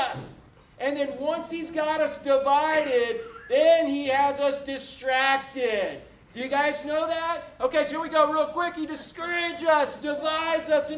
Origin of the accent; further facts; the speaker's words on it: Orlando, Florida, United States; I was born and raised in Orlando before Disney